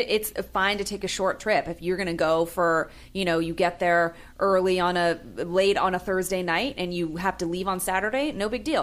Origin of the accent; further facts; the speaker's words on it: San Francisco, California, United States; moved away; I'm from San Francisco